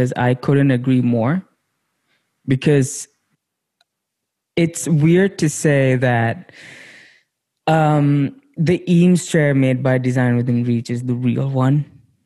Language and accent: English; India; growing up in India, we saw that chair everywhere